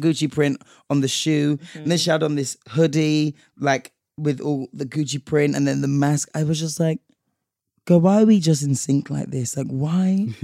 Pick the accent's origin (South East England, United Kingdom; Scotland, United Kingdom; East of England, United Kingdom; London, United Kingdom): London, United Kingdom; we're from London